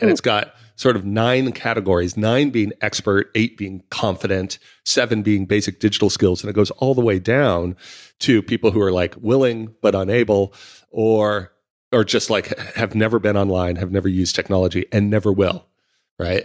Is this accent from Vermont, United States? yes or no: no; San Francisco, California, United States; now in London, United Kingdom; I was from San Francisco